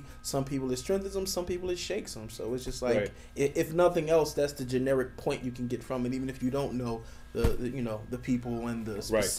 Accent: Philadelphia, Pennsylvania, United States; My church back home in Philly is called Covenant Fellowship.

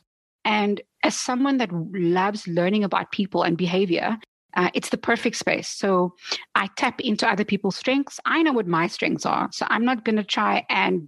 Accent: South Africa; as a South African, you know, also growing up in a time where people look to South Africa

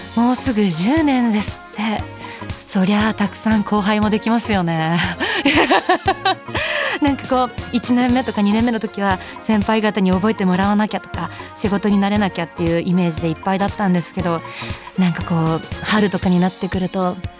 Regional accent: Kyoto, Japan; 出身は京都です

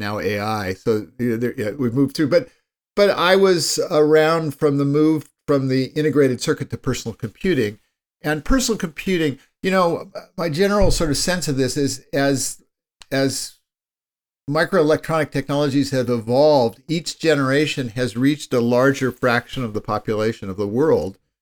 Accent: Palo Alto, California, United States; I grew up in Palo Alto, California

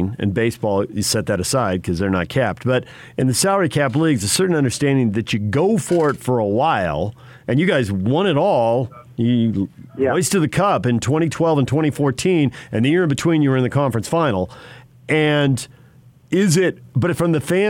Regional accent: San Diego, California, United States; moved away; I grew up in San Diego and lived in Southern California for a long time

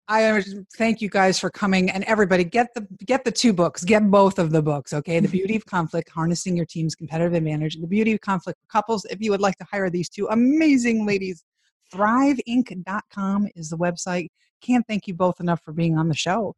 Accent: Chicago, Illinois, United States; I grew up in Chicago

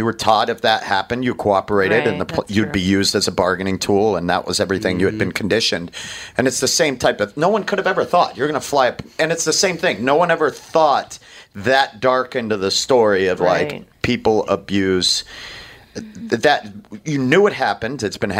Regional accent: Maine, United States; And I grew up in Maine, which is super hyper masculine.

